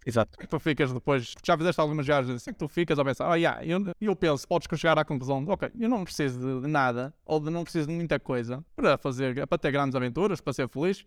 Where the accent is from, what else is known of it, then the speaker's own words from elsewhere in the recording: Braga, Norte, Portugal; also born or lived in Poland; de Braga, da minha cidade natal